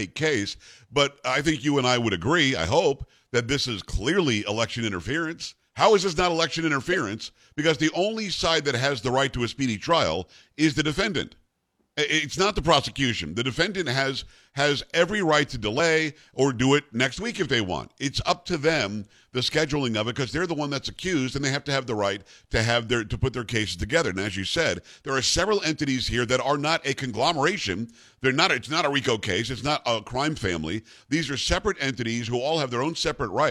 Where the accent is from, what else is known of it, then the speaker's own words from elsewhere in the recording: New York, United States; we're from New York